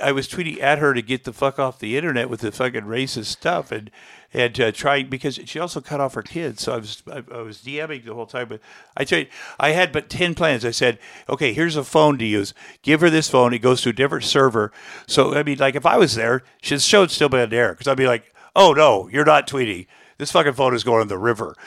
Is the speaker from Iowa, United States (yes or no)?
yes; Iowa, United States; moved away; as a kid, I grew up in Iowa